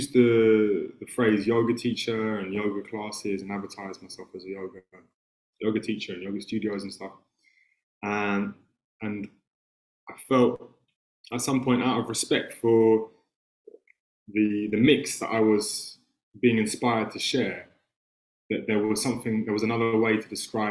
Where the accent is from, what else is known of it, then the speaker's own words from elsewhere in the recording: London, United Kingdom; accent: English; I was born in London in 1985. And I grew up in a very artistic family